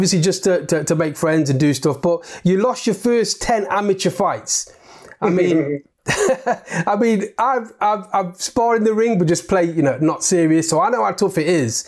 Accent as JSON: {"language": "English", "town": "Derby", "region": "East Midlands", "country": "United Kingdom", "said": "I'm from Derby"}